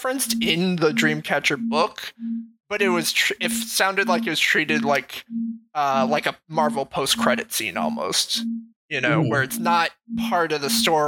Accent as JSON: {"language": "English", "region": "Western Massachusetts", "country": "United States", "tie": "born or raised there", "said": "I'm not from Eastern Mass, I'm from Western Mass."}